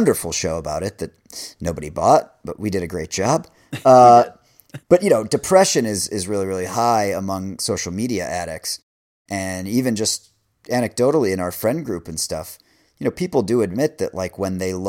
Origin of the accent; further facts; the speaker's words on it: Northeast, United States; now in Los Angeles, United States; I grew up in the Northeast